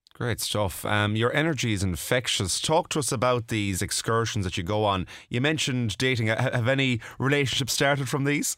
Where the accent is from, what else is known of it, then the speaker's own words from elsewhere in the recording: Mayo, Connacht, Ireland; now in Galway, Ireland; I'm from Mayo myself